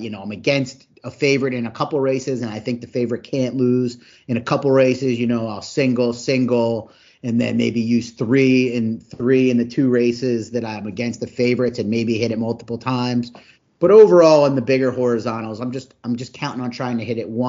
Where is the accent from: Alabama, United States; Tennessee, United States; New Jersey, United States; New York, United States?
New Jersey, United States; moved away; also born or lived in Philadelphia; I'm from Philadelphia.